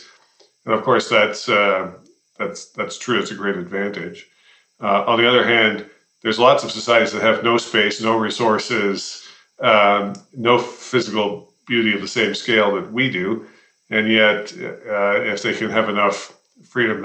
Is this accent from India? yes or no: no; Toronto, Ontario, Canada; moved away as an adult; also born or lived in London, Ontario / Montreal / Washington, District of Columbia, United States; now in Calgary, Canada; I grew up in Toronto